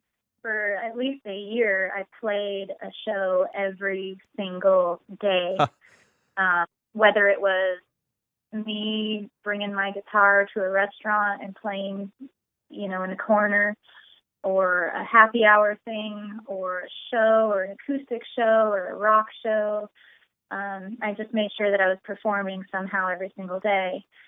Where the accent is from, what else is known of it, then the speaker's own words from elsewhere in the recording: Austin, Texas, United States; No matter where I live, I'm always from Austin, Texas, as far as the band is. That's we're an Austin band.